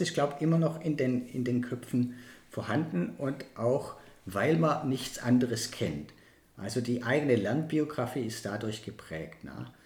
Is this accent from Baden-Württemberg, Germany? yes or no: yes; Baden-Württemberg, Germany; bei uns in Baden-Württemberg